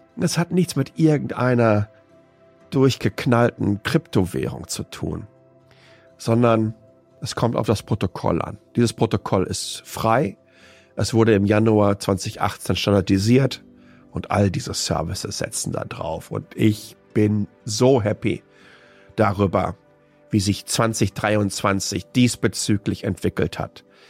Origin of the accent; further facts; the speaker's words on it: Waltrop, North Rhine-Westphalia, Germany; in der ich aufgewachsen bin, nämlich Waltrop im Kreis Ettinghausen. Ruhrpott-Kind